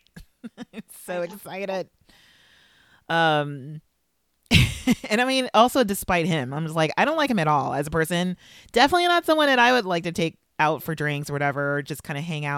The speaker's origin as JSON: {"language": "English", "town": "Los Angeles", "region": "California", "country": "United States", "tie": "born or raised there", "said": "I grew up in South LA, which is a part"}